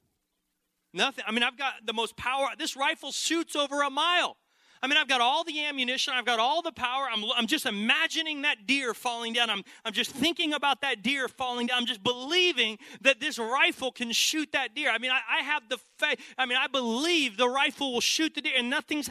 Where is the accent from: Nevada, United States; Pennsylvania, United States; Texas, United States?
Texas, United States; I grew up in Texas